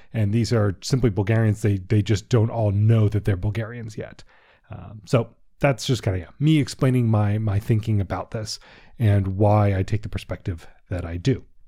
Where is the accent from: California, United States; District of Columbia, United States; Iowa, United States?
District of Columbia, United States; Washington; I'm also from Washington, D C.